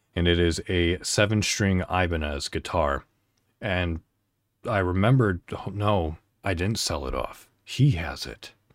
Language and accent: English; Illinois, United States; moved away as an adult; now in Indiana, United States; I'm an American. I live in Indiana. So, I celebrate Thanksgiving. So, I drove to my hometown in Illinois